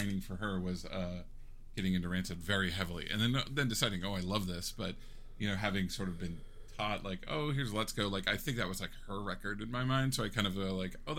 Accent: Seattle, Washington, United States; I'm from Seattle

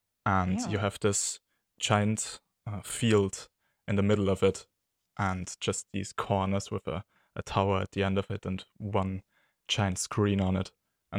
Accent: Austria; I'm from Austria.

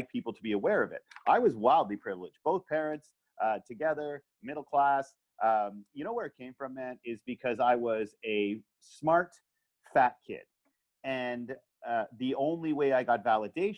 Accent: Canada; I am a wildly privileged straight white dude born in Canada.

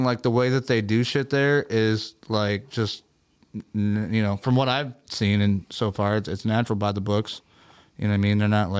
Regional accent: Tunisia; I'm from Tunisia.

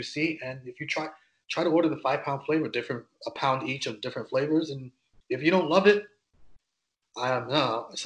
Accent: New York, United States; I'm from New York, obviously, East Coast

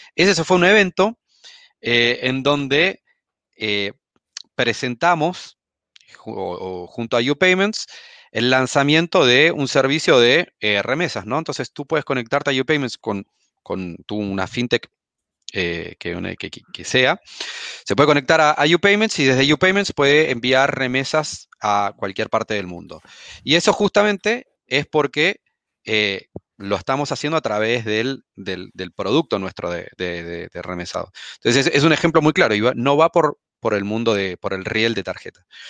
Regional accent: Argentina; accent: Argentine; moved away as an adult; also born or lived in United States; now in Chile; como habrán notado por mi acento, soy argentino, si bien vivo en Chile hace, hace algunos años

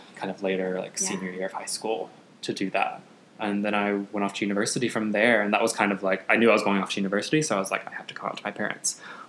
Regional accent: Catawba, North Carolina, United States; moved away as an adult; also born or lived in Berlin, Germany; now in Toronto, Canada; So I grew up in North Carolina, Catawba, North Carolina

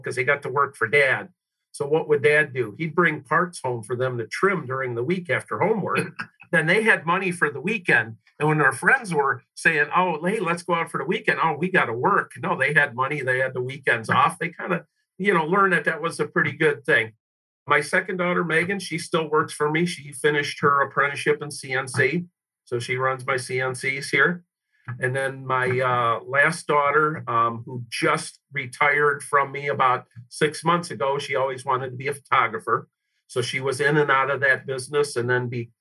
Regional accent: Detroit, Michigan, United States; I grew up on the west side of Detroit, suburbs there, a lower middle class family

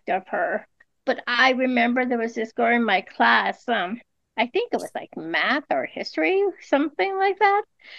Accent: Los Angeles, California, United States; I'm from California, Los Angeles

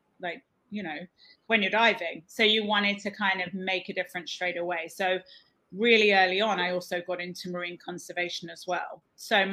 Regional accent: Cornwall, South West England, United Kingdom; now in The Bahamas; I'm from Cornwall originally in the UK. And I grew up there just by the ocean.

